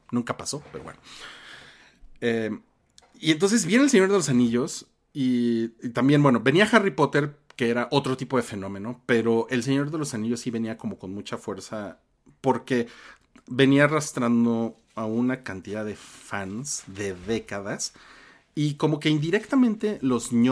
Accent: Reynosa, Tamaulipas, Mexico; Fue la primera vez que iba a uno porque de donde soy, Reynosa, Tamaulipas, solo había Cinemark.

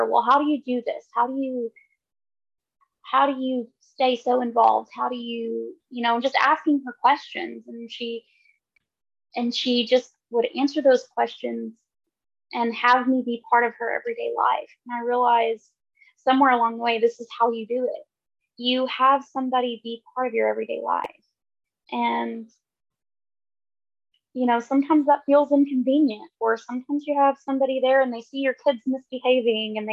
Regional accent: Lubbock, Texas, United States; the congregation that I grew up in there in Lubbock at 78th and University

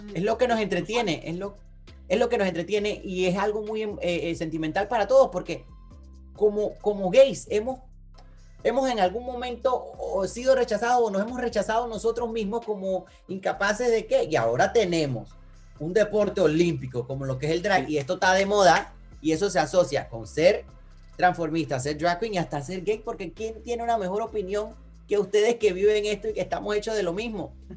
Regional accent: Panama; moved away; soy panameño

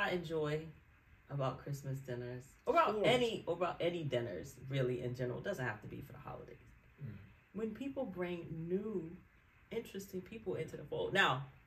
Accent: New York, United States; accent: New York; my New York accent.

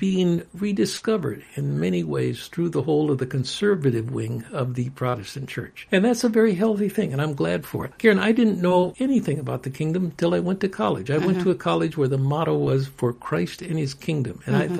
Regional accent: United States; I love being an American, but I'm a citizen of the world, partly because I'm a member of the kingdom of God.

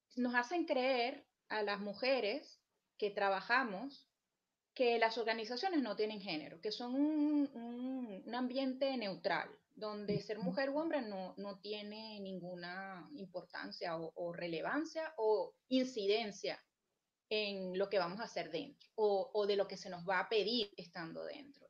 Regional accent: Venezuela; moved away; yo como venezolana

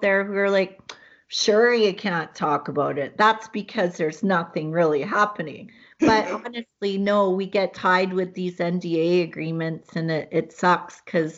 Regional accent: Hamilton, Ontario, Canada; moved away; I was born in Hamilton, Ontario

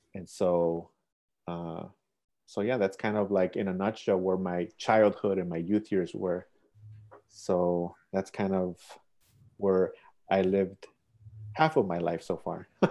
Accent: Chicago, Illinois, United States; So I went to school here, I went to high school here, I live here

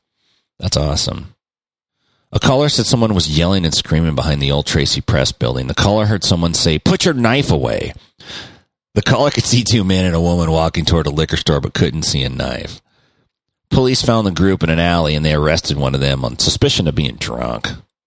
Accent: Mexico; I'm here from Mexico.

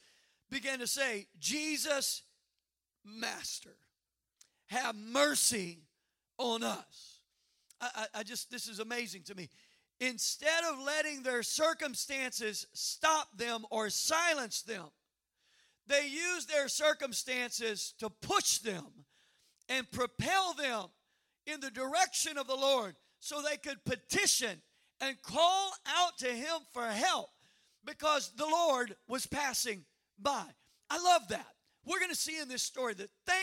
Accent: Cajun, Louisiana, United States; I'm a Cajun redneck.

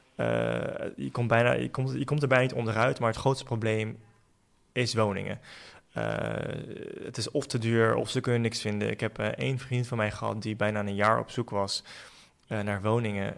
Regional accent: The Hague, South Holland, Netherlands; ik ben eh, geboren en getogen in Den Haag

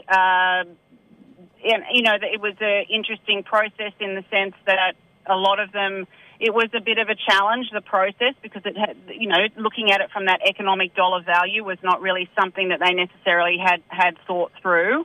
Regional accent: Sydney, New South Wales, Australia; also born or lived in Newcastle; now in Upper Hunter Valley, Australia; I'm originally from Sydney and, and based now out of Newcastle

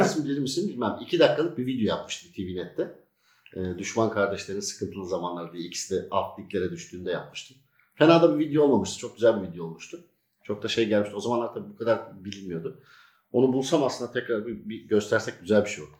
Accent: Sakarya, Turkey; also born or lived in Çaykara, Trabzon; now in Kocaeli, Turkey; Trabzon Çaykara doğumluyum. 76 rahmetli babam e, öğretmen olduğu için burada Kayrancık Köyü var. Merkeze bağlı. Oraya tayinimiz çıktı.

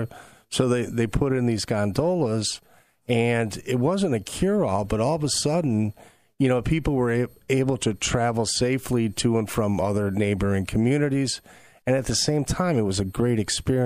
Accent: Rossford, Ohio, United States; born and raised in Rossford.

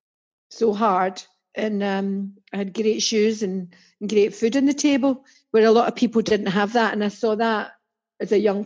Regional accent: Dreghorn, Scotland, United Kingdom; accent: Scots; moved away as an adult; also born or lived in Glasgow; now in England; I'm Glaswegian, born in central Glasgow. Was in the overspill, if MD knows that, from Glasgow and Ayrshire. and moved to Ayrshire and ended up in a place called Dreghorn, which is a tiny wee village

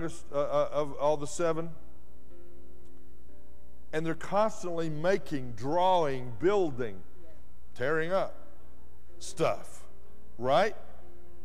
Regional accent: West Texas, United States; also born or lived in Dallas; I grew up in West Texas where you have to irrigate everything.

